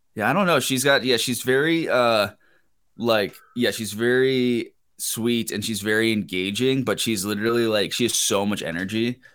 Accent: Pennsylvania, United States; moved away as an adult; I grew up in Pennsylvania

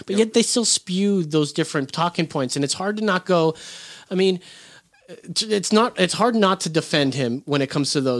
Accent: Orange County, California, United States; moved away; I grew up in Orange County, California

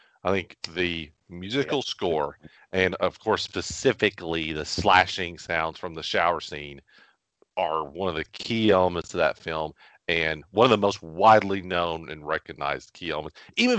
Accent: Bowling Green, Kentucky, United States; because he really is from where we're from Bowling Green, from where we have lived for a long time.

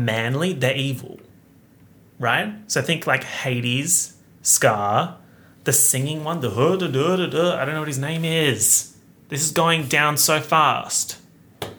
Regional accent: Australia; being an Australian YouTuber

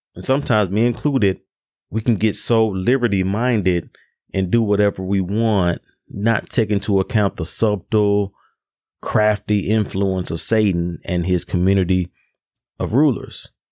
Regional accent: Memphis, Tennessee, United States; Memphis, my hometown

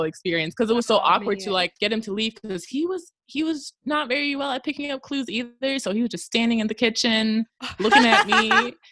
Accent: Germany; I'm from Germany.

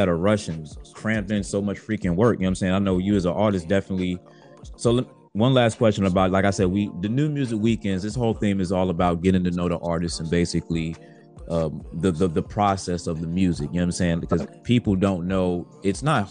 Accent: Virginia Beach, Virginia, United States; I'm from Virginia Beach

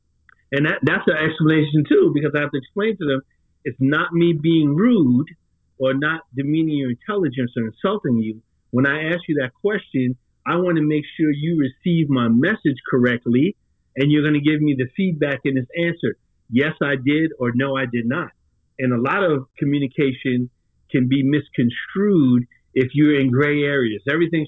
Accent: New York, United States; I'm from New York.

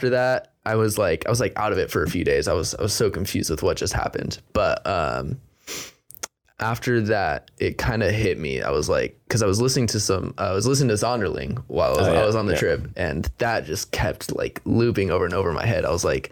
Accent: Corning, California, United States; also born or lived in Sacramento; now in Bay Area, United States; I grew up in Corning, small town

